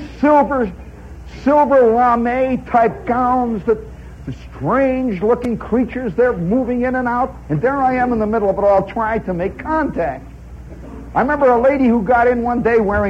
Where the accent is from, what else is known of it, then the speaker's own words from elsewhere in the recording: Indiana, United States; moved away as an adult; now in New York City, United States; I come from Indiana.